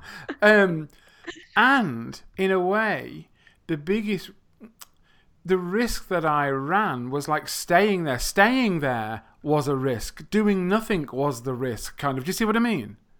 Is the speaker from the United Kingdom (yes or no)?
yes; England, United Kingdom; first language English; I come from England.